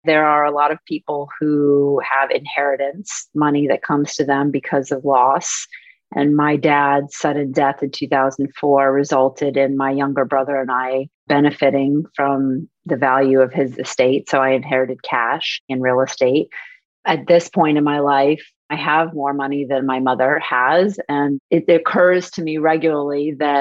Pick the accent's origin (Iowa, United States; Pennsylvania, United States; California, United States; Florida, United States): Florida, United States; West Palm Beach; moved away as an adult; also born or lived in New York City, United States; now in Miami Beach, United States; I am an original Floridian, born and raised in West Palm Beach